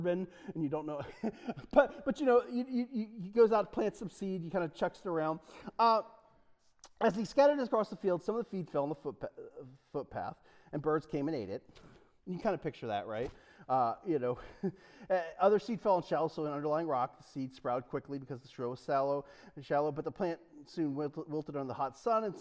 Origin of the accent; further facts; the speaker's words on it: Delaware, United States; I'm from Delaware